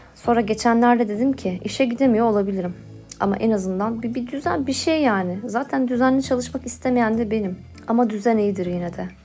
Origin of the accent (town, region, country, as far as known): Istanbul, Turkey; born or raised there